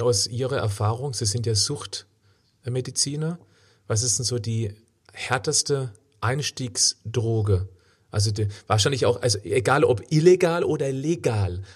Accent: Freiburg, Baden-Württemberg, Germany; in meiner Heimatstadt Freiburg

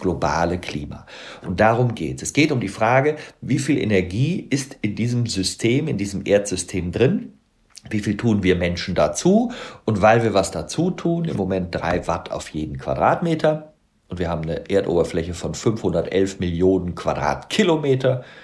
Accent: Bonn, North Rhine-Westphalia, Germany; ich bin auch Rheinländer, ich bin in Bonn geboren

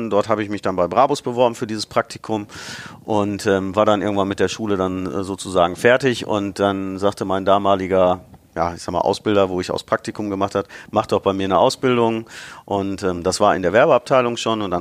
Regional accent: Bottrop, North Rhine-Westphalia, Germany; also born or lived in Karlsruhe; Ich habe auch mal äh, für zwei Jahre als Kind in Karlsruhe gelebt, aber eigentlich war ich immer Bottroper Jung, wie man so, so schön sagt. Ähm, bin in Bottrop geboren, ähm, meine Familie kam dort her.

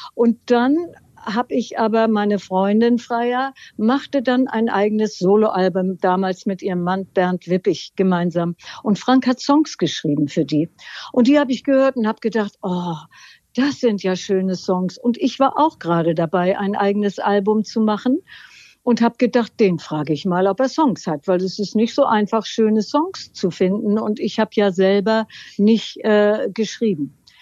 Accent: Northern Germany, Germany; wir sind nun wirklich hier aus dem Norden, ganz nah an Schleswig-Holstein

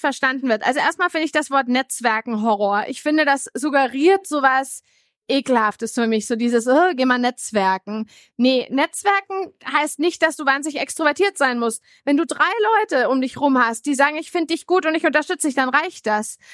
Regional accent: Bamberg, Bavaria, Germany; bin aufgewachsen in Bamberg, mittelständische Familie

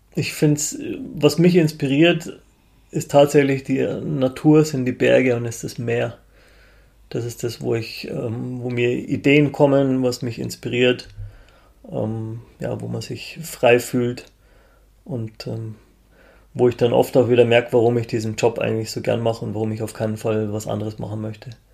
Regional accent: Munich, Bavaria, Germany; als Münchner

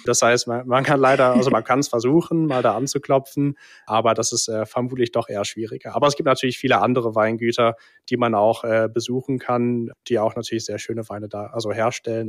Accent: England, United Kingdom; now in Cologne, Germany; ich bin äh, tatsächlich gebürtiger Brite, mhm. bin in England geboren und aufgewachsen

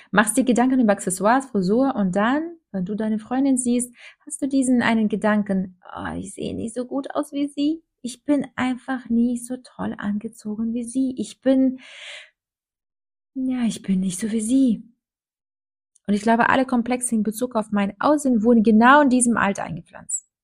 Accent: Minsk, Belarus; now in Germany; Ich komme aus Minsk, Weißrussland, und bin in ziemlich bescheidenen Verhältnissen aufgewachsen.

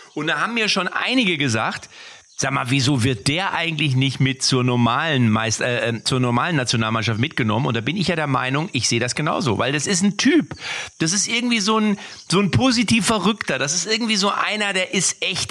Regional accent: Lippstadt, North Rhine-Westphalia, Germany

